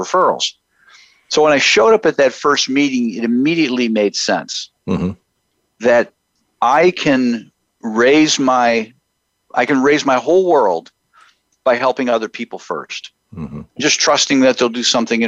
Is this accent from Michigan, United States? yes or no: yes; Houghton, Michigan, United States; moved away as an adult; now in Columbus, United States; I grew up in the Upper Peninsula of Michigan, about 4 hours north of Green Bay. Shout out to Houghton, Michigan